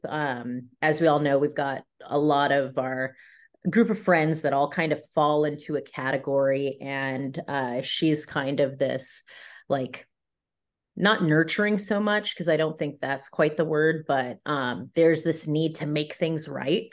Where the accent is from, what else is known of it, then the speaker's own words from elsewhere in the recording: San Diego, California, United States; moved away as an adult; also born or lived in upstate New York; I'm originally from San Diego, California